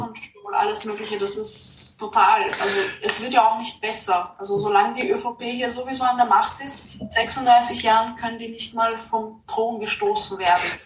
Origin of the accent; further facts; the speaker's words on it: Austria; now in Vienna, Austria; ich bin kein Stadtkind ich wohne jetzt mhm. zwar in Wien, aber ich bin nicht in der Stadt aufgewachsen. Und gerade am Land